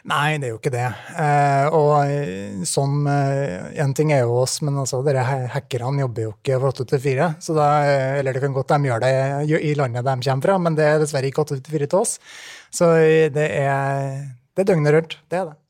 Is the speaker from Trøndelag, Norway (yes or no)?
yes; Trondheim, Trøndelag, Norway; moved away as an adult; now in Oslo, Norway; fra Trondheim, det er riktig. Uh, så ja, nei, bra. jeg er veldig fornøyd med å være trondheimsgutt.